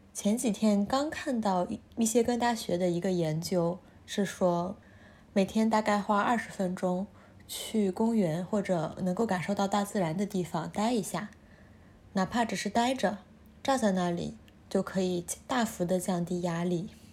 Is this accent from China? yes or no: yes; northern China, China; moved away; 我甚至作为一个从小在北方长大的人